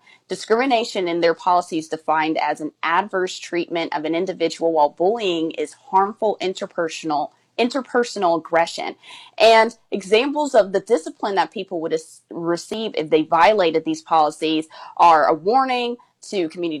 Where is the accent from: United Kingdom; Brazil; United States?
United States; California; My parents are from there. They immigrated to the United States, and then I was born in California